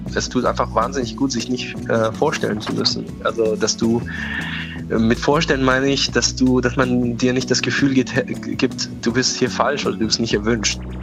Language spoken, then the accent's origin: German; Tehran, Tehran Province, Iran; German is a second language; also born or lived in Oberammergau, Germany; now in Germany; ich bin ja, wie gesagt, in Teheran groß geworden